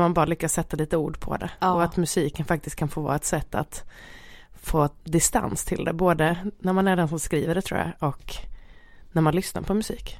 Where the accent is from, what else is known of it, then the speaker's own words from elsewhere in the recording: Halmstad, Halland County, Sweden; min uppväxt rent generellt i Halmstad måste jag säga var jätte, jättebra